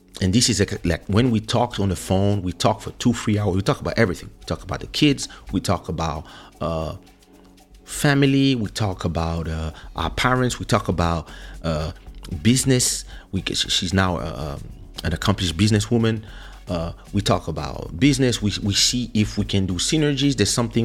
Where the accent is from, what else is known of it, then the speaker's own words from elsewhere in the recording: France; now in Portugal; I grew up in France, starting at the age of 7, so we can say a mixed culture